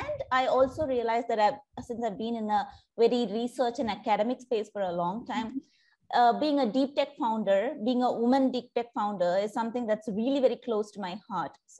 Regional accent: India; moved away as an adult; now in Singapore; I'm originally from India, but I've been living in Singapore for the past decade now

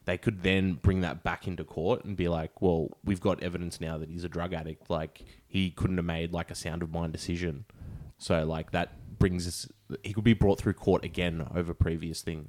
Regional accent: St Ives, New South Wales, Australia; I grew up in St. Ives myself

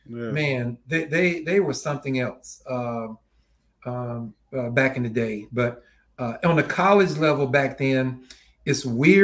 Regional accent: Spindale, North Carolina, United States; But that was a good life, man, growing up in a small town like that.

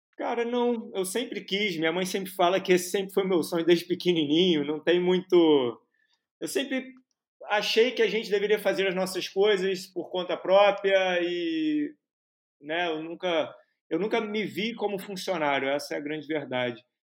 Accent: Rio de Janeiro, Brazil; also born or lived in United States; eu venho de uma família de, do Piauí, de João Pessoa, que vieram para o Rio de Janeiro. É, moro no Rio de Janeiro desde sempre, né? Tive uma temporada nos Estados Unidos ali, no, né, de 5 aos 10 anos

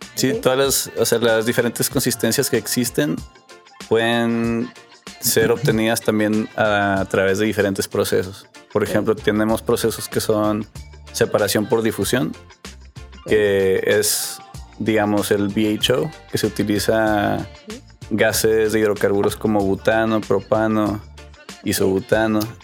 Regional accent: Monterrey, Nuevo León, Mexico; also born or lived in McAllen, Texas, United States; nací en Texas, en McAllen. A los seis años nos, nos, movimos para acá, para Monterrey, y pues prácticamente aquí crecí

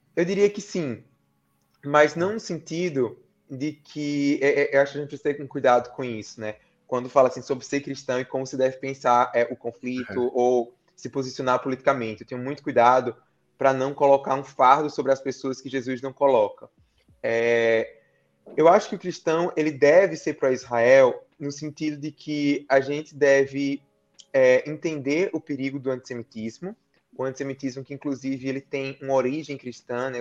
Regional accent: Campina Grande, Paraíba, Brazil; Eu sou de Campina Grande, Paraíba

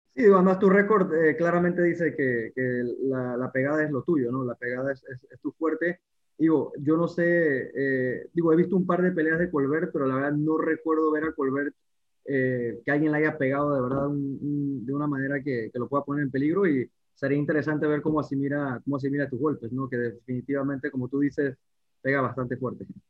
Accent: Mexico; moved away; also born or lived in Panama; yo soy mexicano, pero digo, viví en Panamá 14 años

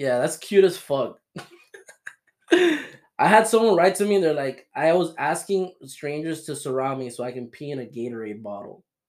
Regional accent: Florida, United States; We're from Florida

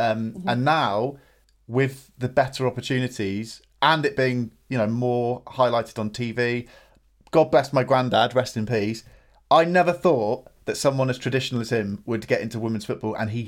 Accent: United Kingdom; Something for being British and travelling a lot

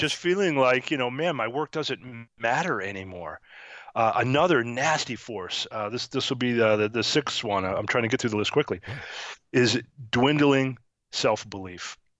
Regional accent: Syracuse, New York, United States; now in Cincinnati, United States; I grew up in New York, uh, Syracuse, New York

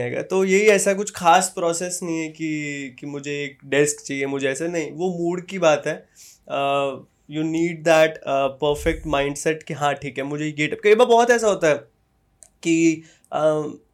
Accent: India; moved away as an adult; also born or lived in Canada; मैं जहाँ से हूँ वहाँ पे सी there is a trend that everybody wants to go to Canada may be U S may be London सबको कहीं ना कहीं मतलब इंडिया में नहीं रहना

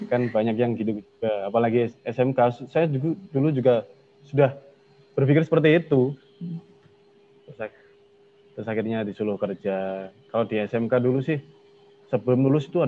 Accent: Tuban, East Java, Indonesia; Tuban saya asal Tuban.

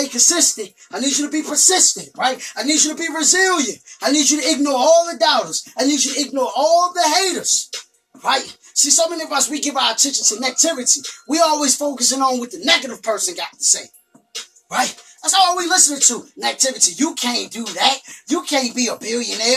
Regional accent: Richmond, Virginia, United States; come back to my hometown, Richmond

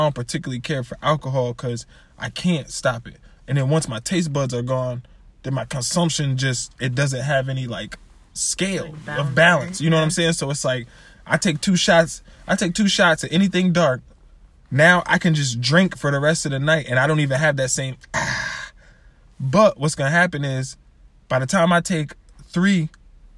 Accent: Springfield, United States; We're from Springfield

